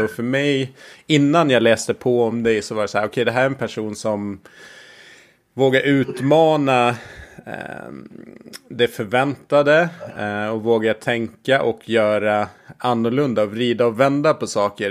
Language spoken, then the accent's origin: Swedish; Gotland, Sweden; jag är uppväxt på, på Gotland